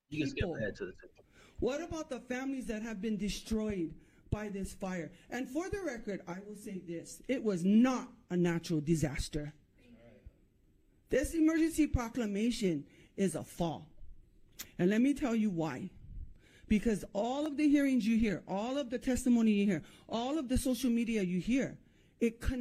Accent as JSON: {"language": "English", "town": "Haiku", "region": "Hawaii", "country": "United States", "tie": "born or raised there", "said": "I was born and raised in Haiku, Maui."}